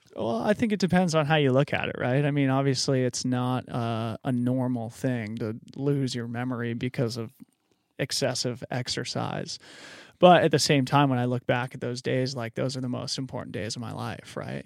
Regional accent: Boulder, Colorado, United States; also born or lived in Fort Collins, Colorado / Aspen, Colorado; I grew up in Boulder, Colorado

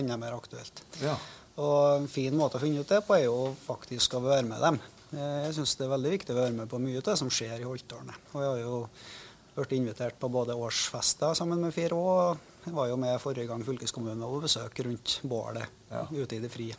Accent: Ålen, Trøndelag, Norway; jeg vokste opp i Åren

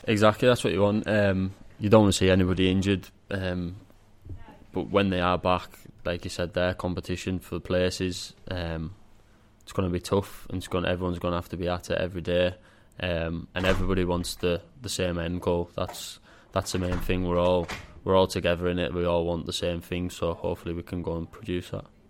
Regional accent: Carlisle, North West England, United Kingdom; it being my hometown club

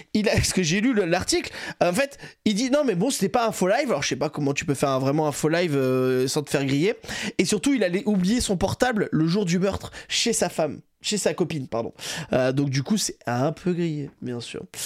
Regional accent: Saint-Jean-de-Luz, Nouvelle-Aquitaine, France; also born or lived in Toulouse; je viens du Saint-Jean-de-Luz au Pays Basque

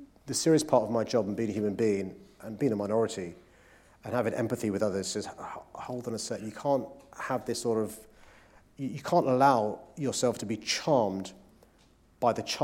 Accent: London, United Kingdom; as a Londoner

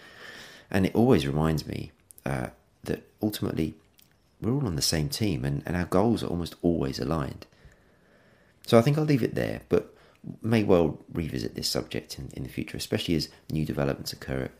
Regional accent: England, United Kingdom; being English

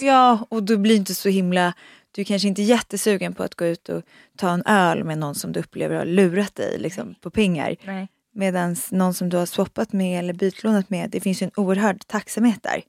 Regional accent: Uppsala, Uppsala County, Sweden; moved away as an adult; now in Stockholm, Sweden; jag kommer från Uppsala men flyttade faktiskt direkt egentligen när jag var 19 eh, direkt efter där till Stockholm

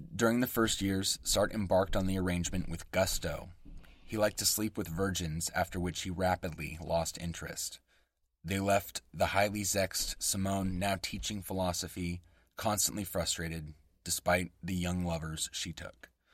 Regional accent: West Coast American, United States; accent: West Coast American English; first language English; my native tongue, West Coast American English

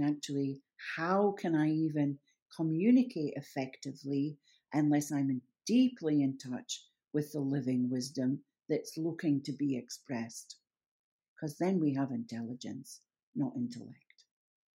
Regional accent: Scotland, United Kingdom; I'm a Scot

